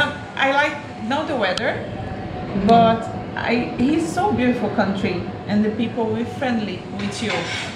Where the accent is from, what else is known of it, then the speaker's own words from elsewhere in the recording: Rio de Janeiro, Brazil; English is a second language; moved away as an adult; now in Ireland; I'm from Rio de Janeiro, and in Brazil it's really hot all the time.